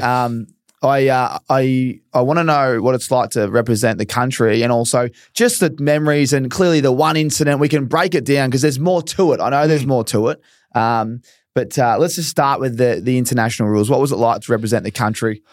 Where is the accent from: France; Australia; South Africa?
Australia; as an Aussie